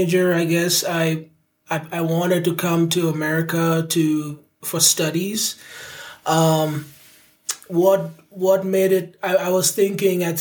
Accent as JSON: {"language": "English", "country": "India", "tie": "born or raised there", "also_born_or_lived": "Nigeria (parents)", "moved": "as an adult", "lives_now": "United States", "said": "So I was born and raised in India. My parents were from Nigeria, so they met in India, and yeah, me and my siblings were born there."}